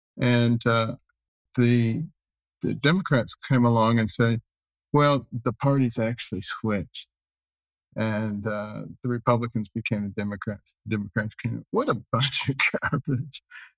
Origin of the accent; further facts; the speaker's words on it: Detroit, Michigan, United States; also born or lived in Boston / New Haven / Ann Arbor / Baltimore; I myself remember growing up in Detroit, a very liberal place, and Boston, a very liberal place, and New Haven, a very liberal place, and Ann Arbor, a very liberal place, and then to Baltimore, all very liberal places.